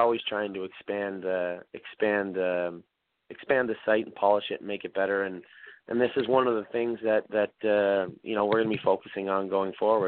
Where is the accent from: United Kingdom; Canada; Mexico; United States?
Canada; Prince Edward Island; moved away as an adult; I moved from Prince Edward Island with my brother Mark to Windsor, Ontario to work for Mike MacDonald.